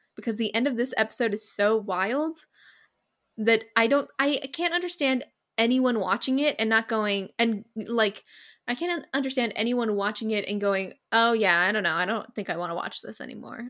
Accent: California, United States; I'm from California

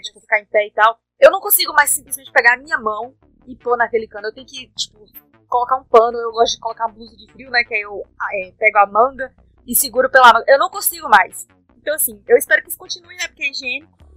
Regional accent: Brazil; a gente é brasileira

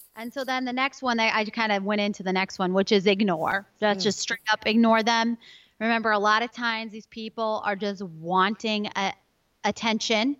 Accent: Chicago, Illinois, United States; now in Oklahoma, United States; I come from Chicago, more winter weather gal

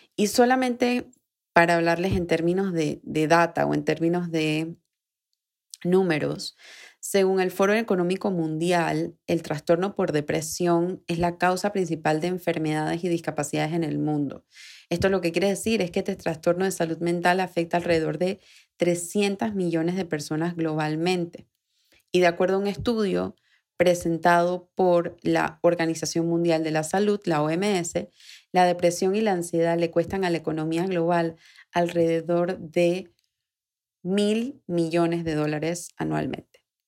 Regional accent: Panama; aquí en Panamá, que es de donde yo soy, donde grabo el episodio

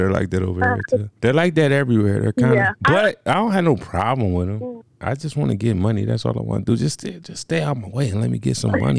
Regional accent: Philadelphia, Pennsylvania, United States; I'm from Philly, all right, and you know what, this would give me a lot of clout where I'm from.

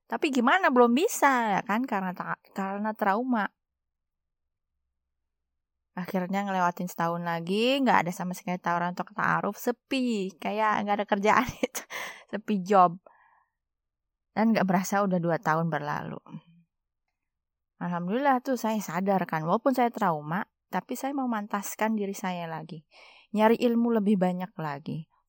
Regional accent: West Sumatra, Indonesia; serta perwakilan mamak saya karena saya orang Minang di rumah orang tua saya.

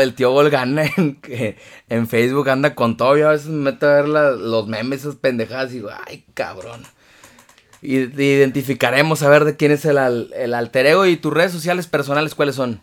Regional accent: Tampico, Tamaulipas, Mexico; para mis amigos de Tampico, de, mi tierra

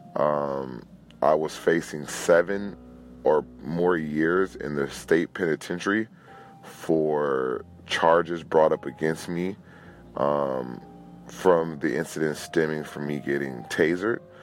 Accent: Los Angeles, California, United States; I am a Los Angeles native, born and raised in California

